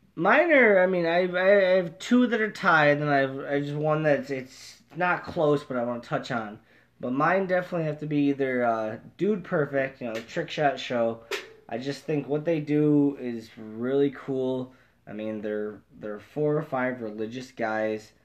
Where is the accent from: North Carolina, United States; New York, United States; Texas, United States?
New York, United States; Central; we're from Central New York